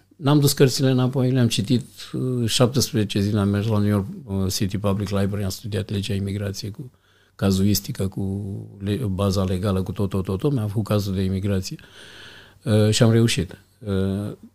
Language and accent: Romanian; Iași, Iași County, Romania; Am crescut într-un cartier, un cartier rău